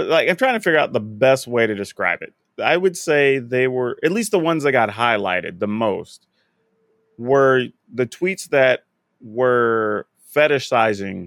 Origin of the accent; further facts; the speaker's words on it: South Texas, United States; I'm from South Texas. I was around a bunch of Hispanic folks